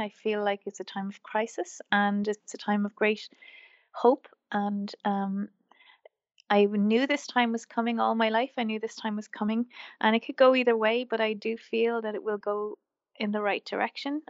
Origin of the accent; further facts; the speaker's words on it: Wexford, Leinster, Ireland; also born or lived in Wicklow, Ireland; I grew up in Wexford, which is the southeast of Ireland, and, um, I grew up on a farm